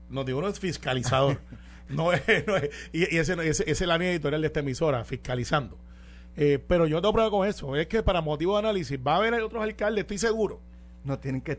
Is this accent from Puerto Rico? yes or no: yes; Puerto Rico